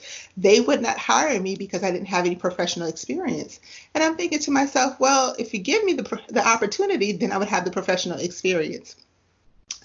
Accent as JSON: {"language": "English", "country": "U.S. Virgin Islands", "tie": "born or raised there", "lives_now": "United States", "said": "So where I grew up, I didn't grow up in the U.S. I grew up in the Virgin Islands."}